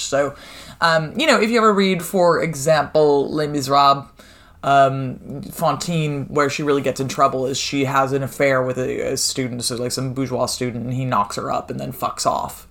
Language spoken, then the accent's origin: English; United States; as an American